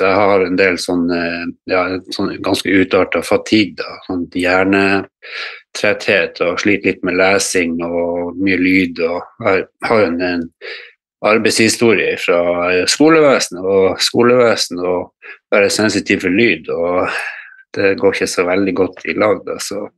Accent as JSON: {"language": "Norwegian", "town": "Harstad", "region": "Troms", "country": "Norway", "tie": "born or raised there", "also_born_or_lived": "Godøynes, Bodø", "moved": "as an adult", "lives_now": "Bodø, Norway", "said": "Jeg er opprinnelig harstadværing. Jeg flytta hit til, til Bodø"}